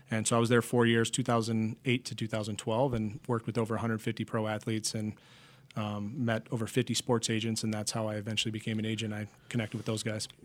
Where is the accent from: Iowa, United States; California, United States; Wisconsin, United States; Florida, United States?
Wisconsin, United States; Eau Claire; moved away as an adult; also born or lived in New York; I went for graphic design in my hometown of Eau Claire, Wisconsin